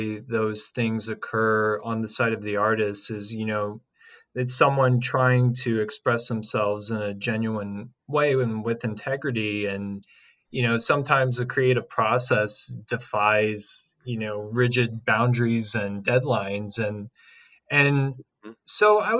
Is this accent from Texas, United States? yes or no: no; Franklin County, Missouri, United States; moved away as an adult; now in St. Louis, United States; I was born and raised in Franklin County, which is about 40 minutes west south of here.